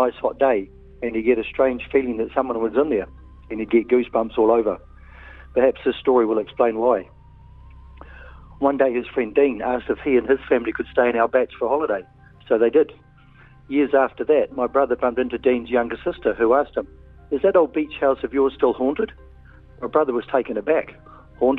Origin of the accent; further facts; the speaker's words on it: Wellington, New Zealand; now in Auckland, New Zealand; Our family grew up in Wellington, but we had a batch on the Kapiti Coast in Raumati